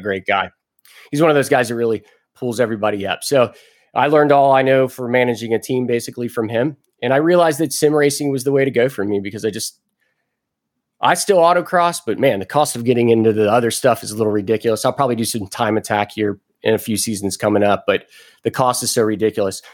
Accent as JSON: {"language": "English", "town": "Cincinnati", "region": "Ohio", "country": "United States", "tie": "born or raised there", "also_born_or_lived": "Jacksonville, Florida", "moved": "as an adult", "said": "I was born in Cincinnati, Ohio. Went into the Navy when I was 18 years old"}